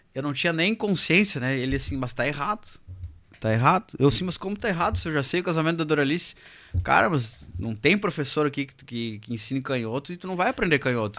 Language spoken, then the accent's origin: Portuguese; Alegrete, Rio Grande do Sul, Brazil; moved away; Eu sou da fronteira, né? Eu sou do Alegrete